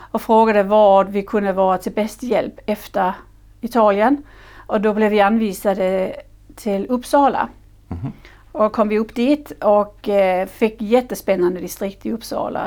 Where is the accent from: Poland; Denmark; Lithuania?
Denmark; Swedish is a second language; moved away as an adult; now in Sweden; Jag är företagare, jag är dansk